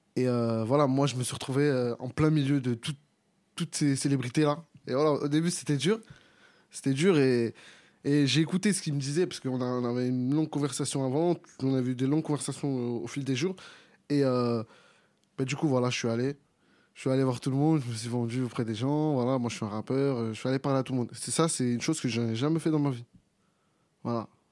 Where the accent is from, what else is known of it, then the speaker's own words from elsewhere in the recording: Clichy-sous-Bois, Île-de-France, France; je viens de Clichy, j'ai grandi sur Clichy-sous-Bois